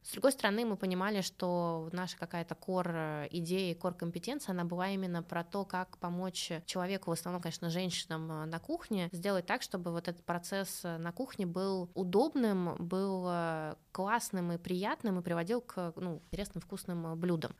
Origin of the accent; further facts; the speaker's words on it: Saint Petersburg, Russia; also born or lived in Cambridge, Massachusetts, United States; now in Moscow, Russia; я родилась в Ленинграде